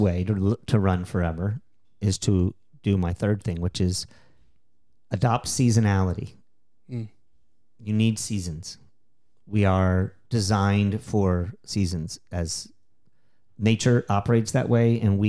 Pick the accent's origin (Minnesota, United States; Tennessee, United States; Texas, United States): Texas, United States; also born or lived in Philadelphia, United States; We moved from the Northeast, from Philadelphia area, from Pennsylvania area, to Texas. I started running much more seriously. I was like 7 years old